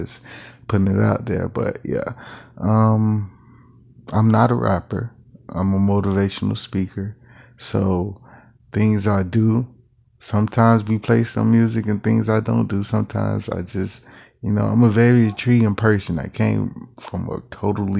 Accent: West Park, Florida, United States; now in Kansas City, United States; I'm from Carver Ranches, Florida, which is was changed to West Park in 2005

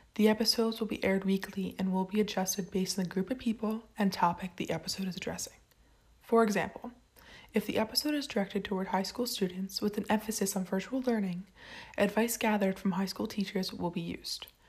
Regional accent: Point Pleasant, New Jersey, United States; I am from Point Pleasant, New Jersey.

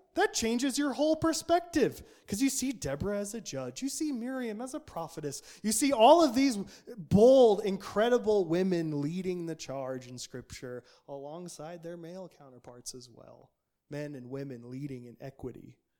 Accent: Nampa, Idaho, United States; the culture I grew up in Nampa, Idaho

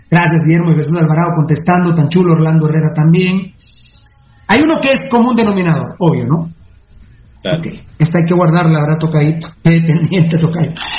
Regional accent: Guatemala; nunca me dijeron que era guatemalteco.

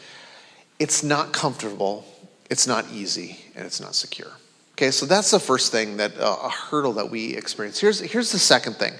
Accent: Minnesota, United States; I grew up in the state of Minnesota.

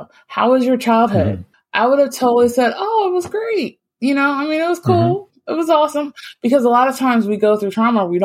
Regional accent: Virginia, United States; moved away; also born or lived in Florida; growing up in Virginia and actually moving down to Florida

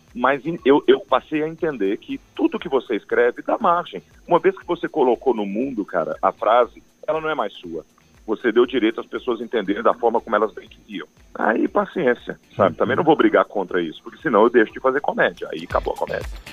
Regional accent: Goiás, Brazil; eu sou de Goiás

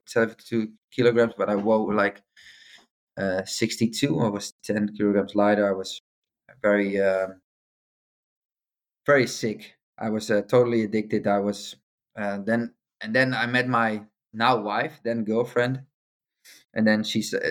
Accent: Amsterdam, North Holland, Netherlands; also born or lived in Rotterdam; I used to live in Amsterdam. I grew up in Amsterdam

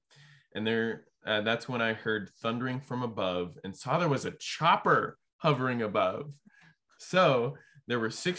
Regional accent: Minnesota, United States; I'm selling books door to door for my internship. I'm from Minnesota.

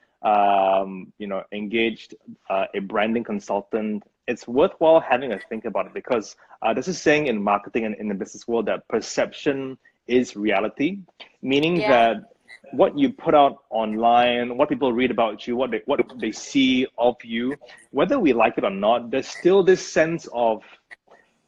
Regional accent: Brunei; moved away; there's a phrase that we use back where I grew up. I'm from Brunei, by the way, from Brunei

